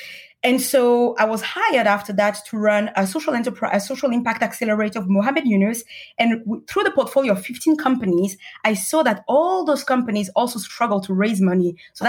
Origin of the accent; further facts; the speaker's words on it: Paris, Île-de-France, France; also born or lived in Senegal / Russia; So I grew up in Paris as well. I lived a little bit in Senegal, spent some time in Russia